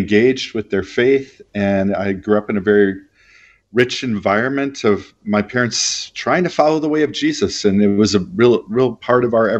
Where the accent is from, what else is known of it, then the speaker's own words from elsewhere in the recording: Minneapolis, Minnesota, United States; also born or lived in Heidelberg, Germany / Alabama / San Francisco / Texas; I was born in Heidelberg, Germany, but mostly raised in the Midwest of the United States in a city called Minneapolis.